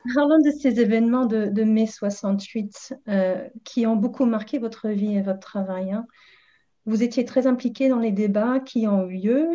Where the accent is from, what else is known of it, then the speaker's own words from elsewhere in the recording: England, United Kingdom; now in Paris, France; je suis anglaise